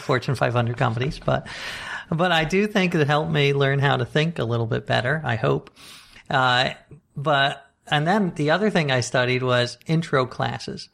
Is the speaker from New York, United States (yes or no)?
yes; New York City, New York, United States; I grew up right here in Manhattan